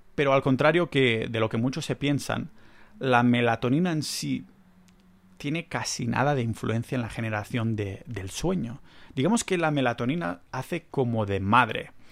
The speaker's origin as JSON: {"language": "Spanish", "country": "Spain", "said": "soy español"}